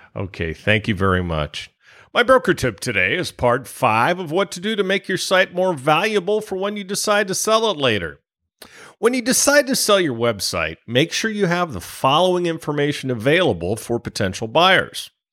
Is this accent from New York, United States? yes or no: no; California, United States; I come from California